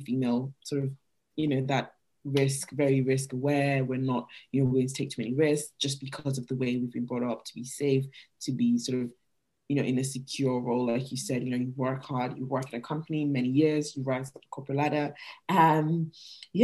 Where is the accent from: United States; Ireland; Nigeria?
Nigeria; moved away; I'm Nigerian, like I'm from Nigeria originally, and moving here